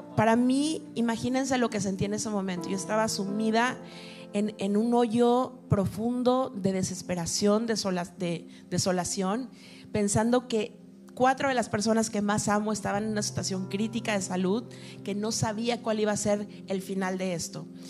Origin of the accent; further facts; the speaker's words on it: Mexico City, Mexico; moved away as an adult; now in Miami, United States; yo soy mexicana, soy de la Ciudad de México